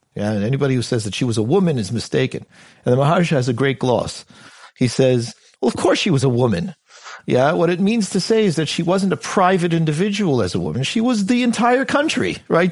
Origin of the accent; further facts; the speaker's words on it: United States; moved away as an adult; now in United Kingdom; I'm an American kid